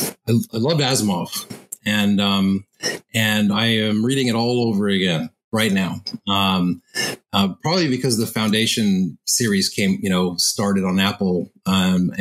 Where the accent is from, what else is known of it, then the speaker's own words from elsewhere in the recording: Montreal, Quebec, Canada; I grew up in Montreal